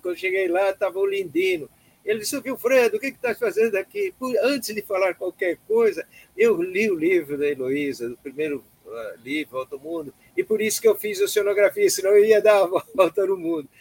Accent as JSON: {"language": "Portuguese", "town": "Blumenau", "region": "Santa Catarina", "country": "Brazil", "tie": "born or raised there", "also_born_or_lived": "Florianópolis", "moved": "as an adult", "said": "cresci em Blumenau, depois fiz faculdade lá em economia em Florianópolis"}